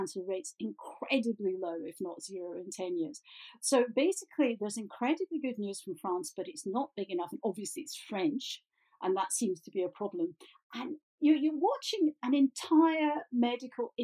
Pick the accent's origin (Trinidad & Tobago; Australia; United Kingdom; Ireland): United Kingdom; Glasgow, Scotland; I'm a Glaswegian